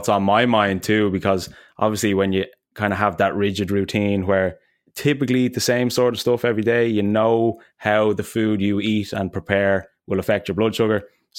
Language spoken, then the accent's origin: English; Ireland; we're Irish